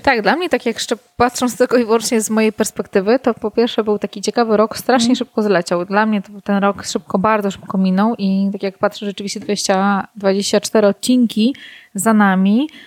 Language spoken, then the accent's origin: Polish; Warsaw, Masovian Voivodeship, Poland; moved away as an adult; now in Ełk, Poland; Urodziłam się oryginalnie w Warszawie. Od ośmiu mniej więcej lat mieszkam na Mazurach w Ełku